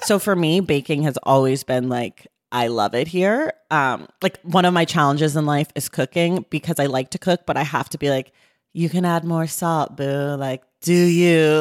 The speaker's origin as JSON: {"language": "English", "region": "California", "country": "United States", "tie": "born or raised there", "said": "I'm a born American, bor-, born and raised Californian"}